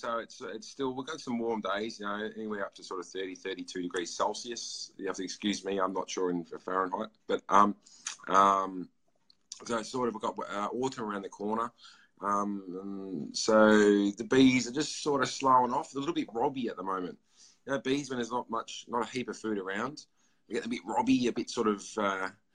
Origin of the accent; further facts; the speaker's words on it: Yarra Valley, Victoria, Australia; now in Melbourne, Australia; I grew up in the Yarra Valley, which is sort of like the wine country.